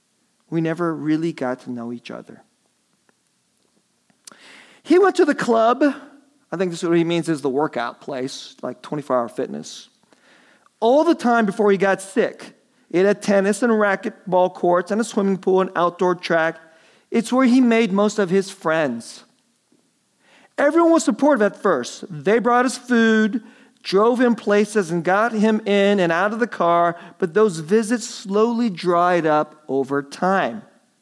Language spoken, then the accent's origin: English; Dallas, Texas, United States; born or raised there